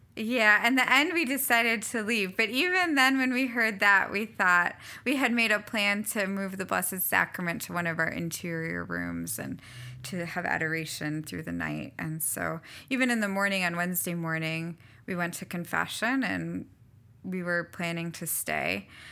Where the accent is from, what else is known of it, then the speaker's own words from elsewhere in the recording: Hudson, New Hampshire, United States; moved away as an adult; also born or lived in Florida / Alma, Michigan; now in Lake Charles, United States; I grew up in Hudson, New Hampshire, so in New England, um, yeah, in a pretty small town